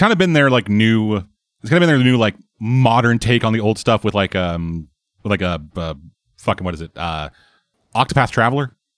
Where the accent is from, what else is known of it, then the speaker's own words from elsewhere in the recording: Canada; I'm from Canada